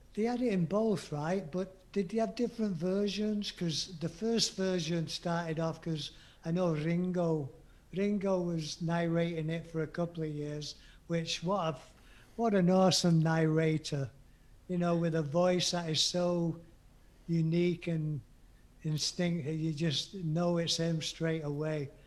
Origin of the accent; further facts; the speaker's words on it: England, United Kingdom; being English